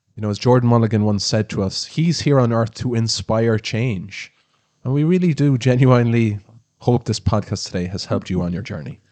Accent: Ireland; we're Irish

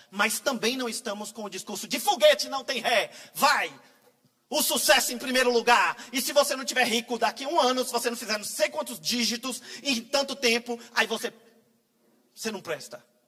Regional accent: Itapetinga, Bahia, Brazil; now in Vitória da Conquista, Brazil; Eu venho de Itapetinga

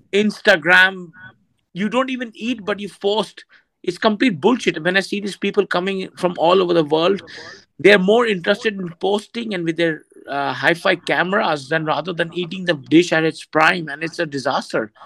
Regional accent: India; moved away as an adult; now in Thailand; as an Indian

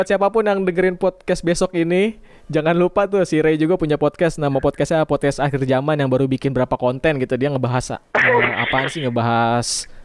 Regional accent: Parung, West Java, Indonesia; Gue orang Parung gitu kan.

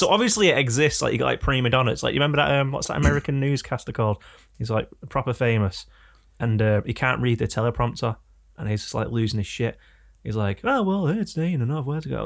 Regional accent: England, United Kingdom

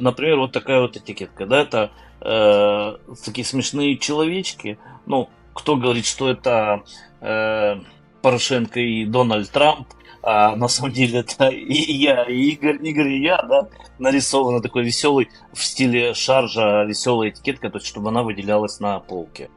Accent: Crimea, Ukraine; now in Kyiv, Ukraine; я родом из Крыма

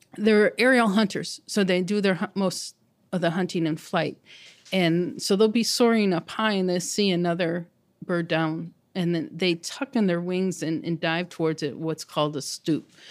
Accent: Chicago, Illinois, United States; I grew up on the South Side.

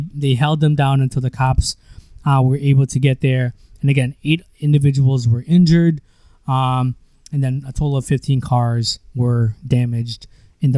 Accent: United States; moved away as an adult; now in Philippines; you and I grew up in the States

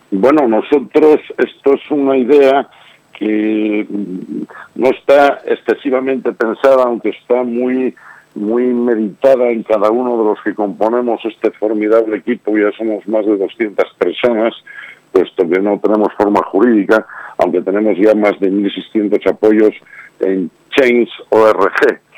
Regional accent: Asturias, Spain; en mi querida Asturias, puesto que soy asturiano

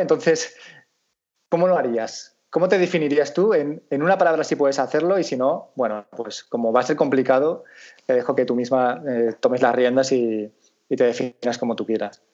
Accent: Valencian Community, Spain

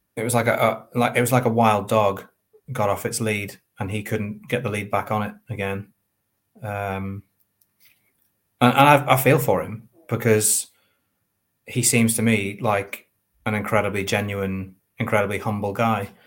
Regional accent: Northern Ireland, United Kingdom

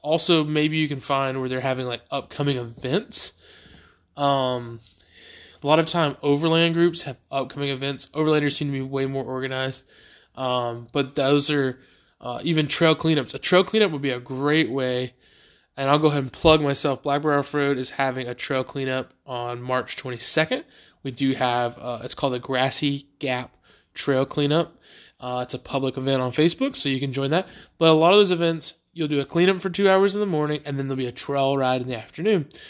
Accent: Beaufort, United States; the, uh, high school in my hometown, Beaufort High School

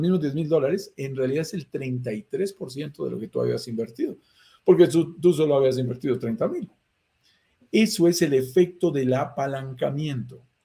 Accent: Colombia; accent: Colombian; Por mi acento lo notarás, soy colombiano, estoy en Bogotá, Colombia en este momento. Nací aquí en las montañas de los Andes

